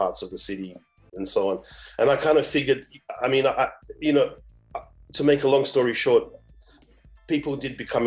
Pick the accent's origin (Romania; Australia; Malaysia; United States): Australia; moved away as an adult; also born or lived in Africa; I grew up in Australia, but I've been living and working on this continent for 2 decades now, in different places